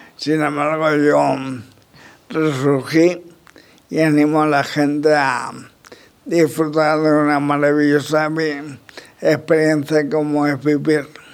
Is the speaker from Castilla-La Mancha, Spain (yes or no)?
yes; La Roda, Castilla-La Mancha, Spain; mi pueblo